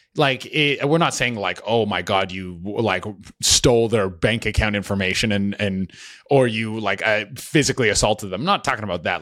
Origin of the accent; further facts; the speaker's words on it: Canada; I'm Canadian too